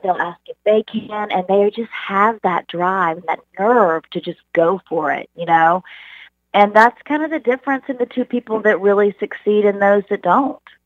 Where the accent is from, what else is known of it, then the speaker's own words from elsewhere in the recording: Charleston, South Carolina, United States; moved away as an adult; now in Dallas, United States; I grew up in Charleston, South Carolina.